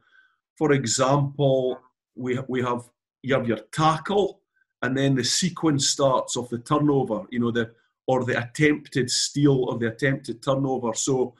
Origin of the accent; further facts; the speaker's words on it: Galashiels, Scotland, United Kingdom; I'm from Gala Shield, so you're 4 miles from Melrose, where it all started. We were always brought up on Sevens in the Borders.